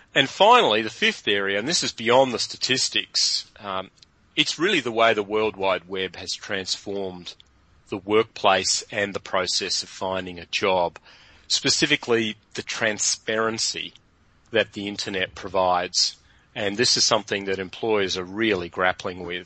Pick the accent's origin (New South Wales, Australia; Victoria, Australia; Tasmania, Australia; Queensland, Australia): Tasmania, Australia; Hobart; moved away as an adult; also born or lived in London; I'm originally from Hobart